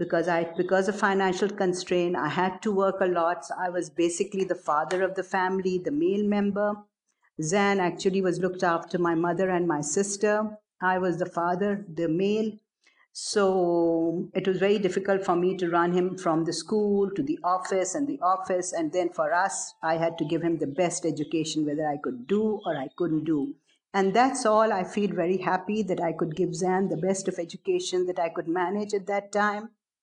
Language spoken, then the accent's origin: English; Bangladesh; now in Pakistan; That was my first trip in an aircraft, other than when I came from Bangladesh to Karachi via Colombo.